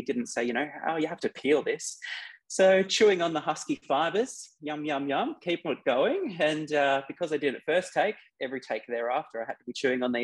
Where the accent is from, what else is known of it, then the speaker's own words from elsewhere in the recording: Bathurst, New South Wales, Australia; also born or lived in Penrith; I was born in Penrith, but when my family made that decision to go out to Bathurst